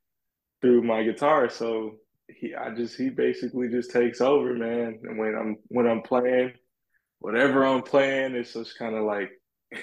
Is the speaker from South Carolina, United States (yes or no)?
yes; South Carolina, United States; because where I'm from South Carolina, so I grew up around a lot of the gospel music.